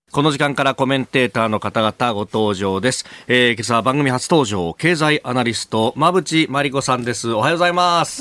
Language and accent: Japanese; Yokosuka, Kanagawa, Japan; now in Tokyo, Japan; 私のふるさとの横須賀